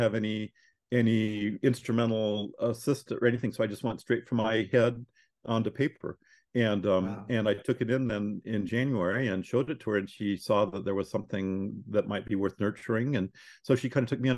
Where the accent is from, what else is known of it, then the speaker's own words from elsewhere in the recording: Corvallis, Oregon, United States; I grew up in Corvallis, Oregon